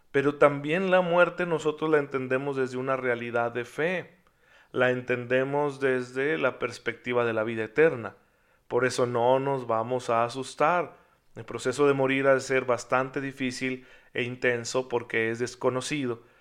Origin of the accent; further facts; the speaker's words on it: Mexico; después de todo soy mexicano, soy miembro de este pueblo que tiene el catolicismo en sus raíces